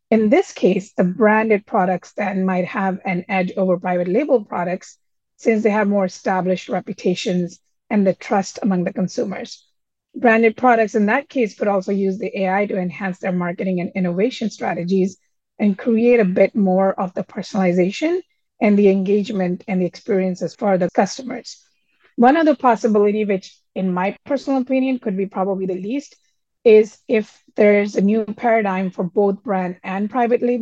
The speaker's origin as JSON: {"language": "English", "region": "Delhi", "country": "India", "moved": "yes", "lives_now": "United States", "said": "I was young and I moved to United States from Delhi, India 30 plus years ago."}